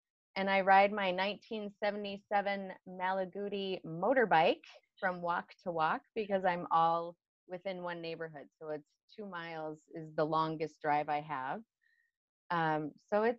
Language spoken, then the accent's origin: English; Illinois, United States; moved away as an adult; also born or lived in northern Wisconsin; now in Chicago, United States; I was born in Illinois, 7 pounds, 14 ounces. When I was 19 years old, I moved up to northern Wisconsin, where I lived for 20 years